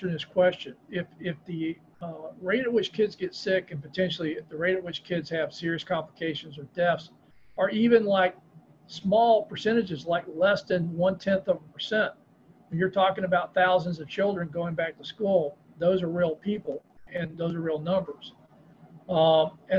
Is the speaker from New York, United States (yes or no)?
no; Florida, United States; my home state of Florida